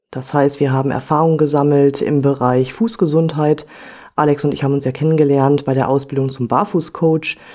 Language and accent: German; Werther, North Rhine-Westphalia, Germany; Hallo ihr Lieben … ich bin ebenfalls Fußcoach und komme aus dem schönen Werther in NRW.